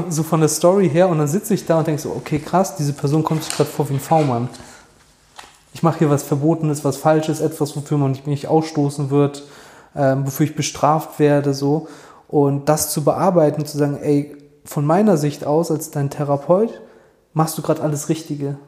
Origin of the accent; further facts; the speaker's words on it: Germany; bei uns in Deutschland